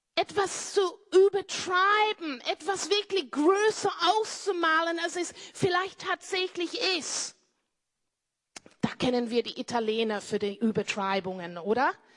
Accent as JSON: {"language": "German", "area": "Cornwall", "region": "South West England", "country": "United Kingdom", "tie": "born or raised there", "second_language": "German", "moved": "as an adult", "lives_now": "Austria", "said": "zu meiner Family, Family zurückgegangen in Cornwall in Großbritannien, wo meine Eltern Bauern sind. Ich bin eine Bauerntochter."}